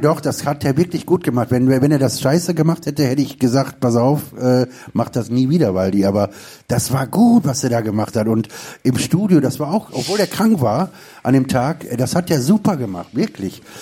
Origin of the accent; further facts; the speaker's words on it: Duisburg, North Rhine-Westphalia, Germany; Ich komme ja aus dem Ruhrgebiet, also wie gesagt aus Duisburg.